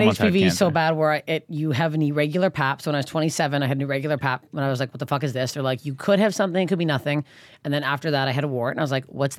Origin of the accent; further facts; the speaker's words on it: Canada; moved away as an adult; now in United States; I am Canadian